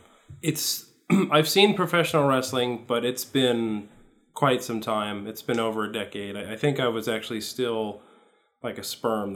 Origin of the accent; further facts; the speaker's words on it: New Jersey, United States; moved away; No, so I grew up in New Jersey.